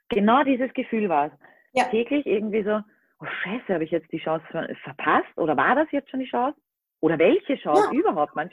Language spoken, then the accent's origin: German; Austria; ich komme aus Österreich, bin seit knapp drei Jahren mit meinem Minicamper Baloo unterwegs